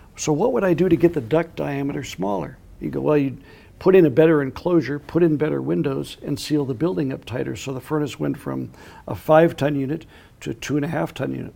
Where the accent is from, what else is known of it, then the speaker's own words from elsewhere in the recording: Minnesota, United States; When I grew up in Minnesota